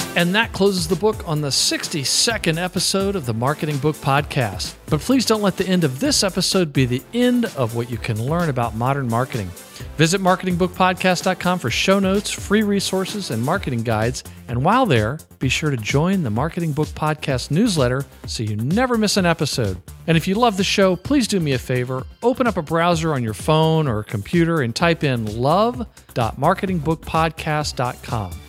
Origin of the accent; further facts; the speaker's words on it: the South, United States; I'm from the South